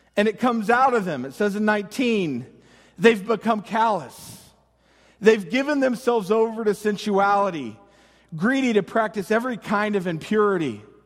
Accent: United States; us as Americans

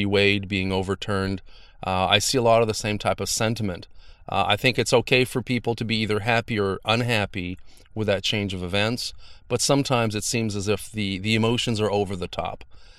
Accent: Canada; Now, as a Canadian, I always felt like we had a little bit the one-up. You know, you don't hear a lot about violence and things like that in Canada, at least less.

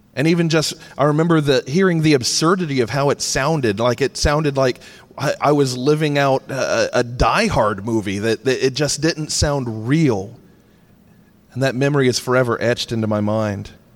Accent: Charleston, South Carolina, United States; my hometown

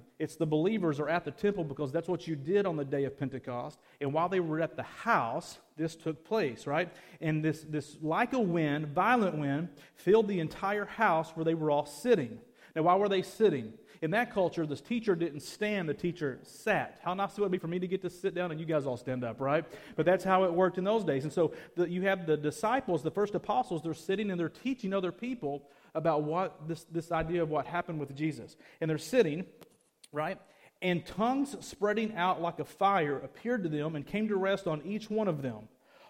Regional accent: Arkansas, United States; accent: Arkansas; also born or lived in Fort Lauderdale; I was in Fort Lauderdale for 10 years. It kind of beat my Arkansian accent out of me a little bit.

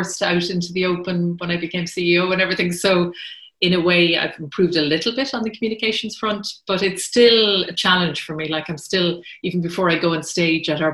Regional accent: Killarney, Munster, Ireland; now in Greystones, Ireland; I grew up in Killarney town, right in the middle of the town

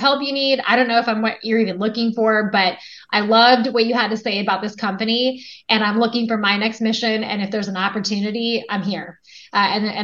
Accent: United States; moved away as an adult; also born or lived in Los Angeles; I ended up growing up in Washington

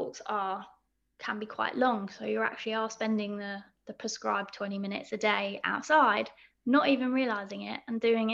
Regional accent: Essex, East of England, United Kingdom; also born or lived in Crystal Palace, London; now in London, United Kingdom; I grew up in Essex

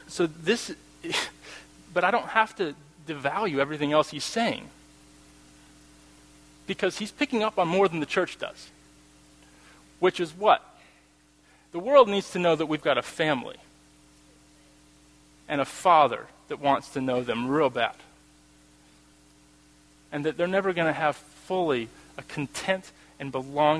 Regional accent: United States; I'm American. Norwegian-American.

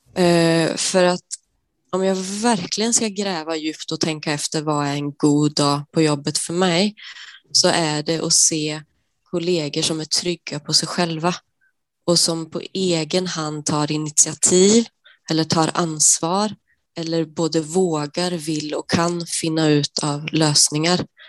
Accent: Sweden; moved away as an adult; now in Norway; jag är svensk som, som du hör och eh, jag har bott i Norge i 11 år nu

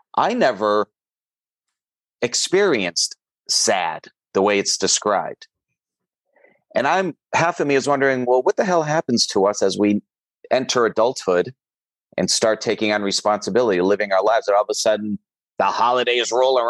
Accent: Northeast, United States; now in Chicago, United States; I grew up in the Northeast

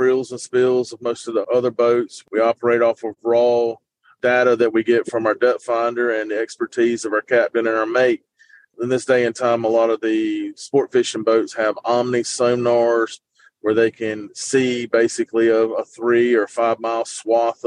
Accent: New Bern, North Carolina, United States; I grew up in New Bern, North Carolina, which is about 30 minutes west of Morehead City

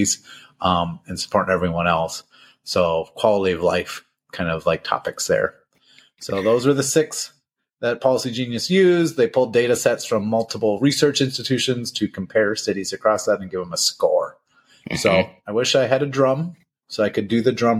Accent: Minnesota, United States; The biggest city near enough, my hometown

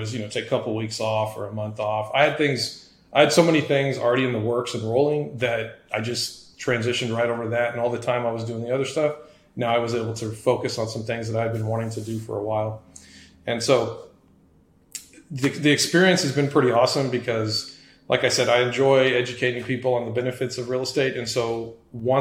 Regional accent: San Antonio, Texas, United States; born and raised in San Antonio, Texas. So, lived here all my life

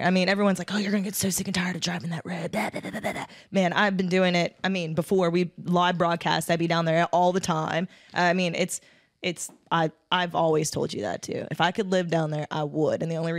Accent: Mount Pleasant, Pennsylvania, United States; moved away as an adult; now in Outer Banks, United States; Originally born and raised a small town called Mount Pleasant, Pennsylvania. Moved down here in 2006. The year I graduated high school was 2006. So it was like that summer of 2006.

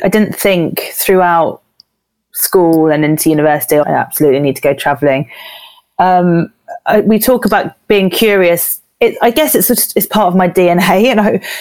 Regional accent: Jersey; moved away as an adult; now in London, United Kingdom; I was born in Jersey, which is a small island in the Channel Islands, just by France.

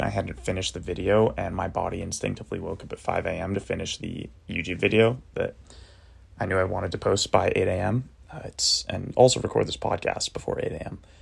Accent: Cape Cod, Massachusetts, United States; my little cottage house that I grew up in in Cape Cod, Massachusetts

